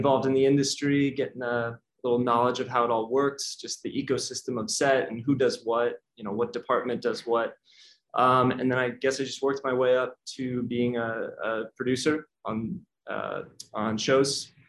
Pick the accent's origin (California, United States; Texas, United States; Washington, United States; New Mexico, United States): California, United States; Bay Area; moved away as an adult; also born or lived in Michigan; now in New York, United States; I'm from the Bay Area, grew up where Dean currently lives.